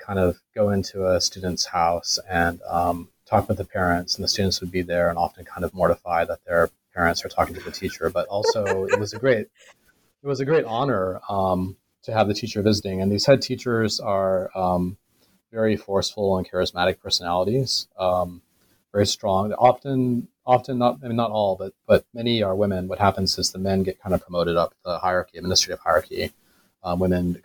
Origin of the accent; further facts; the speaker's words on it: United States; moved away as an adult; also born or lived in China; now in Singapore; being an American